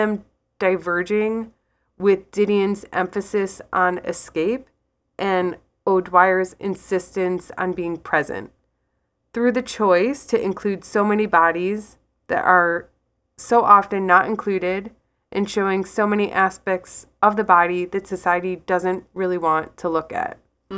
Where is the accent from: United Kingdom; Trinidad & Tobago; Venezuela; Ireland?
Ireland; So I am Irish. I'm an Irish artist and writer, and I have this built-in bias of intrigue around the kind of work by women in Ireland.